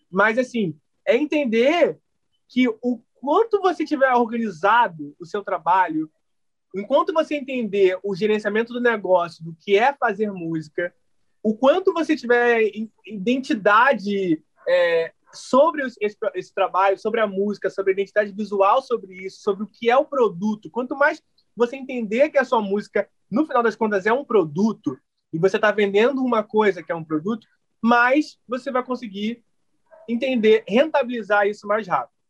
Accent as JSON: {"language": "Portuguese", "region": "Rio de Janeiro", "country": "Brazil", "said": "Cara, eu jogava muito na rua, assim, eu sou de Realengo, e aí depois entrei na escolinha do Vasco."}